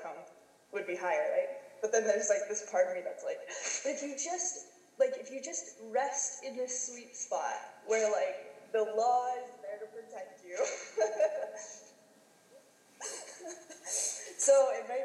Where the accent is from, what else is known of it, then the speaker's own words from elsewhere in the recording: United States; now in Canada; I grew up in the United States